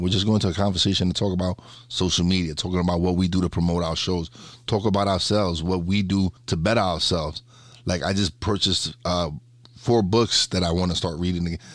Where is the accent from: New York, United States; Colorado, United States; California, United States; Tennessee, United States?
New York, United States; New York City; We we lived in one of the worst neighborhoods in Brooklyn